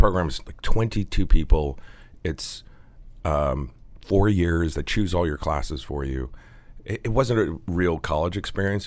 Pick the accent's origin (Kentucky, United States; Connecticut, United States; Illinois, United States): Connecticut, United States; When I was a young boy growing up in Connecticut.